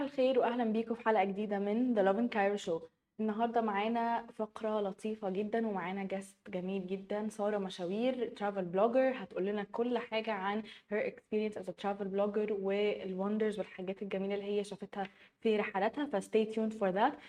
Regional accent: Egypt; أنا في مصر ومصرية

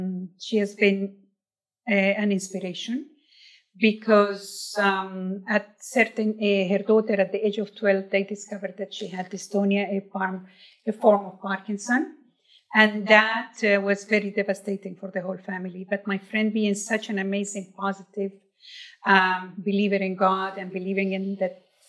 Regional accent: Colombia; born there; I was born in Colombia, South America, but my soul stays in Palestine.

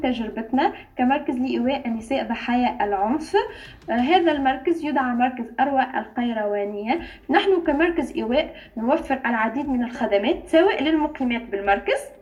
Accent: Tunisia; من تونس

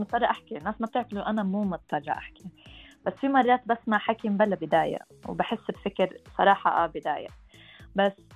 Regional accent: Sharjah, United Arab Emirates; also born or lived in Montreal, Canada / Palestine (ancestry); انا فلسطينيه الاصل مولوده آه، او كنت مولوده بالامارات في في الشارقه بالذات عشت معظم حياتي هون

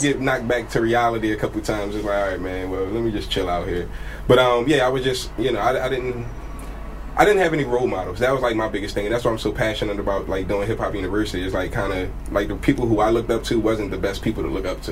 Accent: Philadelphia, Pennsylvania, United States; also born or lived in Milwaukee; I was born in North Philadelphia, um, but I was raised in up a place called Uptown

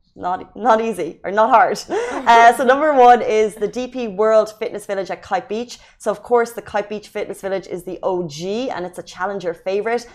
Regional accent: Ireland; now in Dubai, United Arab Emirates; I'm Irish

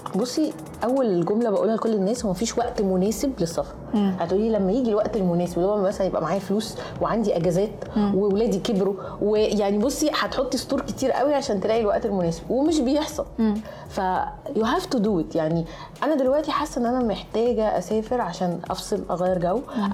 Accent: Egypt; انا جاي من مصر

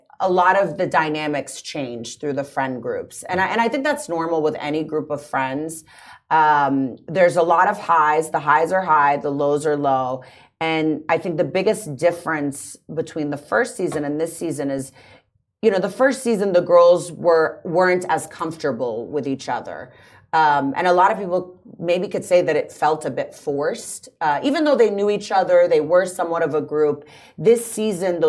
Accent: Washington, D.C. area, Virginia, United States; moved away as an adult; also born or lived in Los Angeles, United States; now in Dubai, United Arab Emirates; I'm from the States, actually, originally. From Washington, D.C., right outside of D.C. in Virginia.

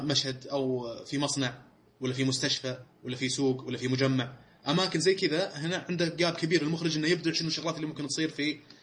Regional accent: Saudi Arabia; احنا سعوديين

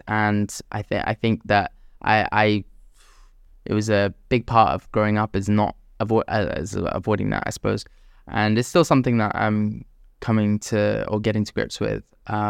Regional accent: Jeddah, Makkah Province, Saudi Arabia; Growing up in the Middle East, especially in Jeddah, it's all about like your reputation in lots of ways.

